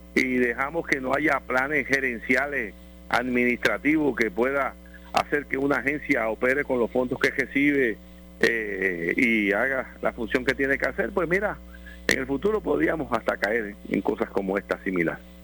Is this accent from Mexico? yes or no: no; Puerto Rico; por nosotros como pueblo puertorriqueño